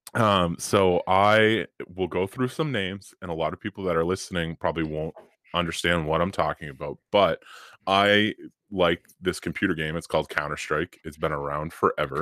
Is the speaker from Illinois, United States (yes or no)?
no; Boston, Massachusetts, United States; we are from Boston